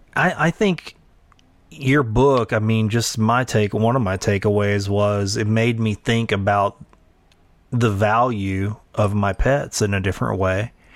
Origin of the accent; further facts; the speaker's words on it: Sulphur, Louisiana, United States; Sulphur, Louisiana, my hometown